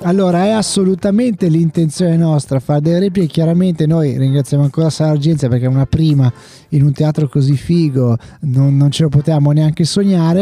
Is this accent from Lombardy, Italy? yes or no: yes; Carugate, Lombardy, Italy; io sono un forestiero qua, qui a Gorgonzola, perché sapete sono di Carugate